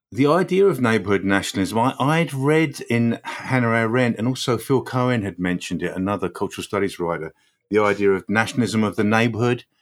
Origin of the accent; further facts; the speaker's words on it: Croydon, London, United Kingdom; moved away as an adult; also born or lived in Newcastle / Coventry / Birmingham; now in London, United Kingdom; I was born in Croydon. I moved to Newcastle when I was eighteen.